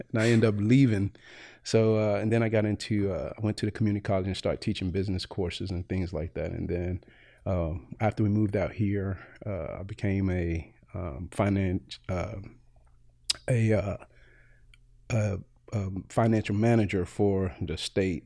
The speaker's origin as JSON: {"language": "English", "town": "Greensboro", "region": "North Carolina", "country": "United States", "tie": "born or raised there", "moved": "as an adult", "lives_now": "Evansville, United States", "said": "originally from Greensboro, North Carolina, and uh, prior to coming to Evansville in 2012, uh, I basically had been in North Carolina all my life"}